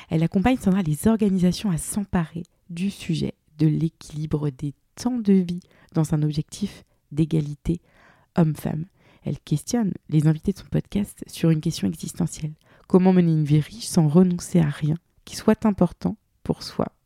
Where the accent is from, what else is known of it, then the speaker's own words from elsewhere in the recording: Brittany, France; accent: Breton; now in Bordeaux, France; avec mon accent breton